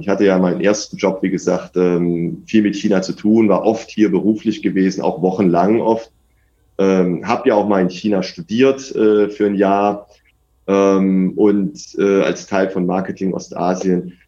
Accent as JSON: {"language": "German", "country": "Germany", "moved": "as an adult", "lives_now": "India", "said": "als Deutscher"}